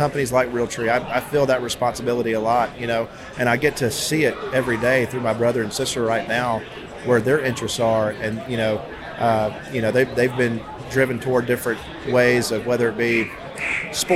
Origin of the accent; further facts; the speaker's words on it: Georgia, United States; also born or lived in Mississippi; growing up in Georgia, we don't have a lot of places